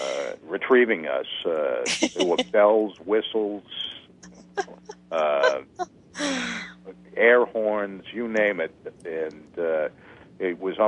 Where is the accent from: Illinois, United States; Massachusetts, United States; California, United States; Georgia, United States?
Massachusetts, United States; Lexington; I grew up in Lexington, which is just outside Boston